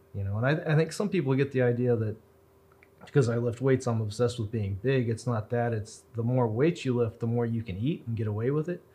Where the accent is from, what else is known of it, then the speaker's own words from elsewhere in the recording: Roswell, New Mexico, United States; I was born in Roswell. My parents were born in Roswell. One of my grandparents was born in Roswell, and then the other ones are kind of from Fort Sumner in Colorado. So I'm pretty local. I've never left Roswell